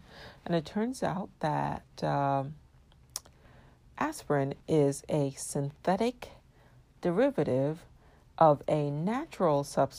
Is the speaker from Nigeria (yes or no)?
yes; Nigeria; My regular listeners know I'm of Nigerian descent and I was born and raised in Nigeria. And even though I have not much of an accent